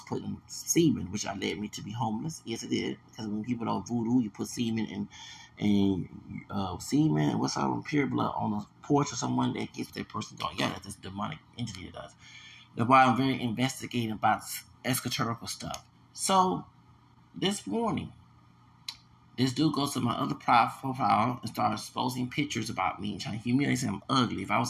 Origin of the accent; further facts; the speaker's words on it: United States; as an American citizen, this country, born in this country